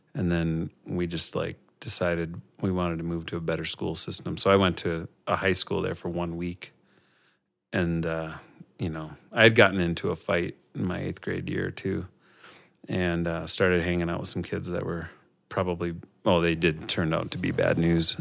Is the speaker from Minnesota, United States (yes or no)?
yes; Robbinsdale, Minnesota, United States; also born or lived in Staples, Minnesota; I grew up in Robbinsdale, which is just outside of Minneapolis.